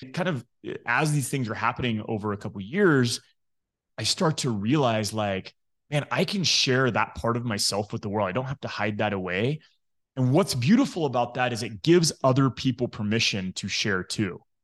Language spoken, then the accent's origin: English; Midland, Texas, United States; I grew up in Midland, Texas